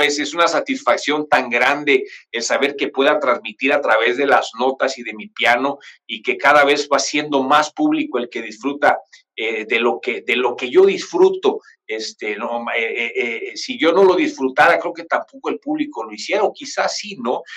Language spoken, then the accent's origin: Spanish; Chiapas, Mexico; also born or lived in Mexico City; yo vivo en Chiapas, en un lugar que se llama Cuarto en Coita